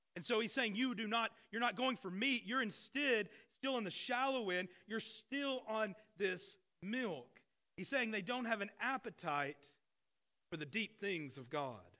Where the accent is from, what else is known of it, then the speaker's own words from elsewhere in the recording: Arkansas, United States; I grew up in Arkansas